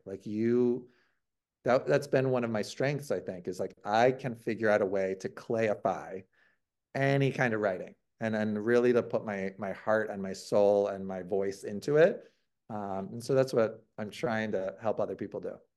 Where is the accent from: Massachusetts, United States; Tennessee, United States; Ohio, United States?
Ohio, United States; I'm from Ohio